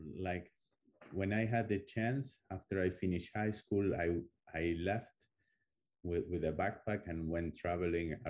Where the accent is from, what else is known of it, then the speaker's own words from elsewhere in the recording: Buenos Aires, Argentina; moved away; I was born in Argentina. And in a big city in Buenos Aires